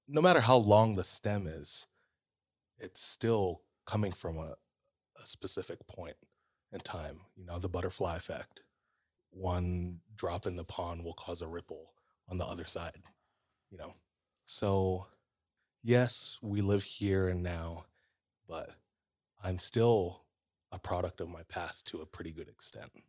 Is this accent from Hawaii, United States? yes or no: yes; Hawaii, United States